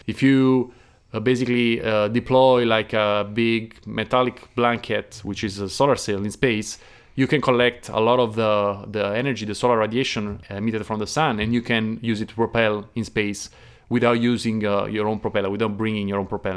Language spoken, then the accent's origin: English; Naples, Campania, Italy; moved away; I'm from Naples, the south